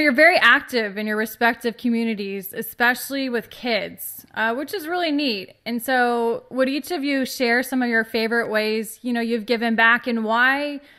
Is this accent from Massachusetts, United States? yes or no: no; Tempe, Arizona, United States; moved away; I'm from Arizona. I'm actually from Tempe, where ASU is, and I was an athlete at ASU.